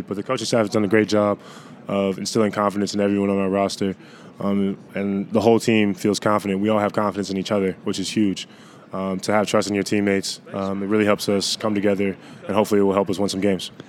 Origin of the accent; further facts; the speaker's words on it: Central Virginia, United States; moved away as an adult; also born or lived in California; now in Chapel Hill, United States; I'm a farm boy. I grew up on a farm in Central Virginia, so it's like three hours away